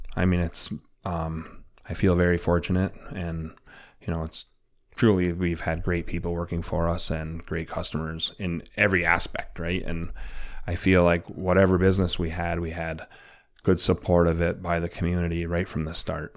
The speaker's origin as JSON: {"language": "English", "town": "Chassell", "region": "Michigan", "country": "United States", "tie": "born or raised there", "said": "was a kid growing up in Chassel"}